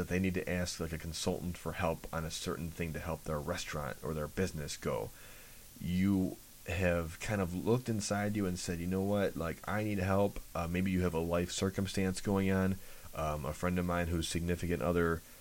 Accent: Chicago, Illinois, United States; I'm from Chicago

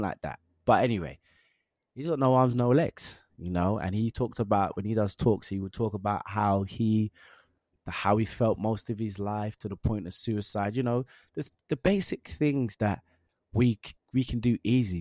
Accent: London, United Kingdom; also born or lived in Willesden / Harlesden; I'm from Northwest London. I grew up in Northwest London

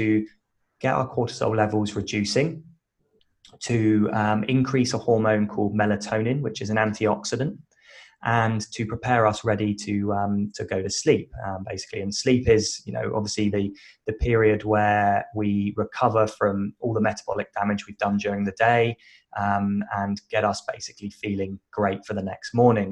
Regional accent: United Kingdom; moved away as an adult; now in Western Australia, Australia; I'm British, originally moved to Australia about 10 years ago

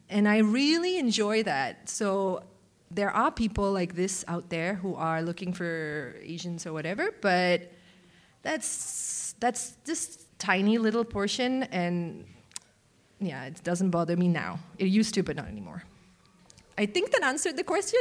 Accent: Malaysia; moved away; growing up in Malaysia, I was a very large, also fat, uh, young kid

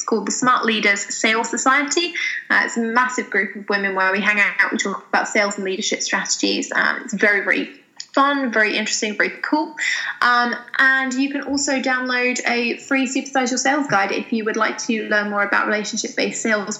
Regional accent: United Kingdom; I have a cup of tea because I'm British.

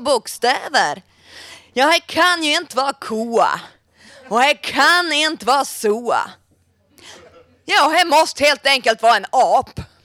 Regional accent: Västerbotten County, Sweden; Jag kommer från Västerbotten

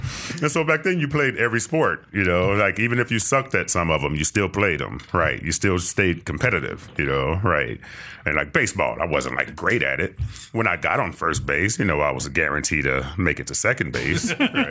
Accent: Compton, California, United States; Los Angeles, Compton.

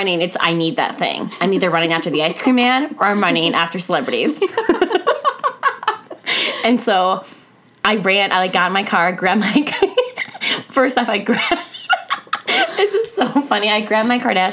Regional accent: St. Paul, Minnesota, United States; I'm from St. Paul

